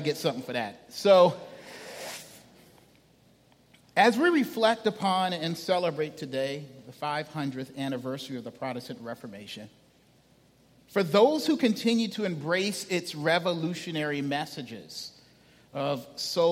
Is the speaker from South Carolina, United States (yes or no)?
yes; Charleston, South Carolina, United States; now in Charlotte, United States; I'm a native son of Charleston. It is good to be home